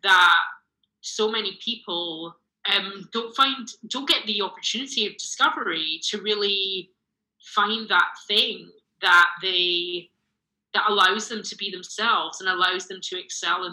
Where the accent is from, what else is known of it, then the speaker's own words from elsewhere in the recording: Glasgow, Scotland, United Kingdom; moved away as an adult; also born or lived in London; now in Los Angeles, United States; I grew up in Glasgow